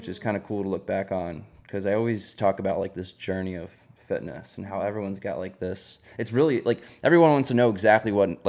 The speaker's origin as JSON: {"language": "English", "area": "near Jersey Shore", "region": "New Jersey", "country": "United States", "tie": "born or raised there", "said": "I grew up near Jersey Shore"}